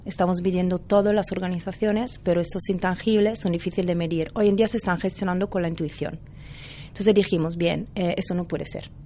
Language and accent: Spanish; Italy; Spanish is a second language; moved away as an adult; now in Barcelona, Spain; tenía trabajo en Italia